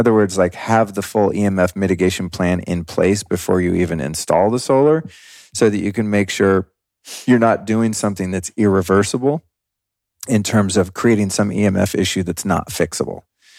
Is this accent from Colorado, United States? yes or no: yes; Denver, Colorado, United States; born there; At the time I was born in 1970 in Denver, Colorado, there was no option to not do that.